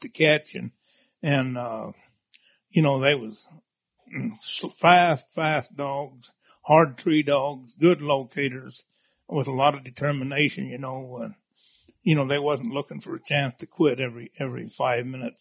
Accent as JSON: {"language": "English", "region": "Idaho", "country": "United States", "tie": "born or raised there", "moved": "as an adult", "lives_now": "Ely, United States", "said": "I'm from up in Idaho originally and my dad had a sheep outfit up there"}